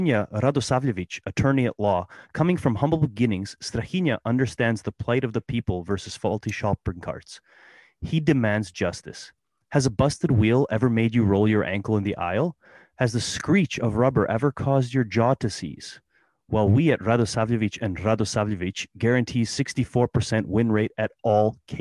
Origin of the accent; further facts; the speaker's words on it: Canada; now in Florida, United States; we're from Canada